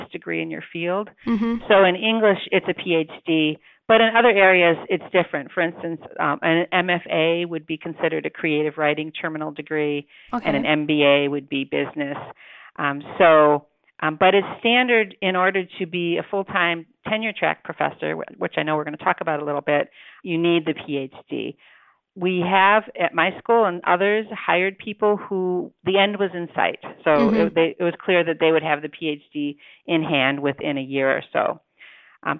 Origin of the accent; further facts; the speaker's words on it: Detroit, Michigan, United States; also born or lived in Indiana; now in Milwaukee, United States; I'm originally from Detroit